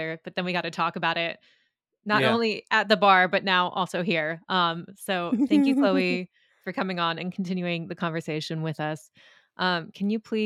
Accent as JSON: {"language": "English", "country": "United States", "said": "me being American"}